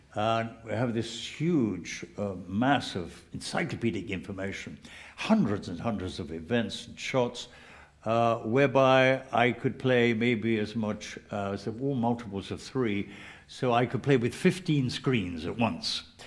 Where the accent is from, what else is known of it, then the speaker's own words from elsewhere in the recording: England, United Kingdom; I'm English